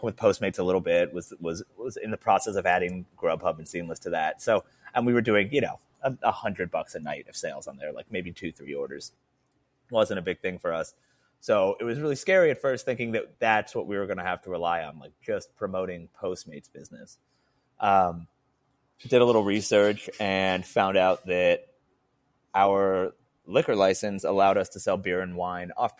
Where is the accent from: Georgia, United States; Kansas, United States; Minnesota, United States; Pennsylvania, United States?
Georgia, United States; Johns Creek; moved away as an adult; also born or lived in Atlanta, Georgia; now in Los Angeles, United States; I grew up in a town called Johns Creek. But it wasn't called that when I grew up there. It's called that. It's like a new city that formed after I moved. But yeah, I went to Georgia State. Was in Atlanta the first 25 years of my life